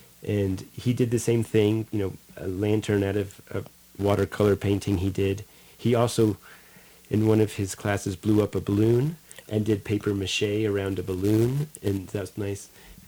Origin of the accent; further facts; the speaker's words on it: Chestnut Ridge, New York, United States; the community that I grew up in Chestnut Ridge, New York.